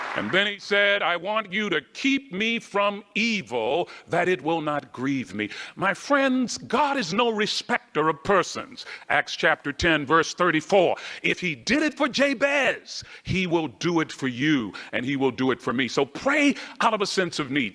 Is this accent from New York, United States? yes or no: no; Baltimore, Maryland, United States; I grew up in Baltimore, Maryland.